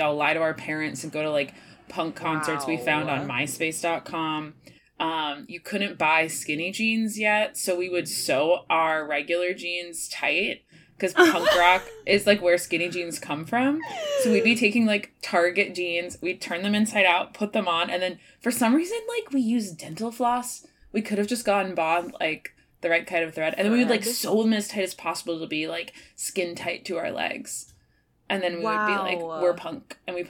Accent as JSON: {"language": "English", "town": "Chicago", "region": "Illinois", "country": "United States", "moved": "yes", "lives_now": "New York, United States", "said": "I'm from Chicago"}